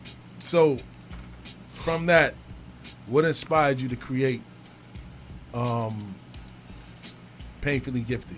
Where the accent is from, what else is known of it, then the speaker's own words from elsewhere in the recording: Brooklyn, New York, United States; Brownsville, Brooklyn. It's really that simple. And the trenches.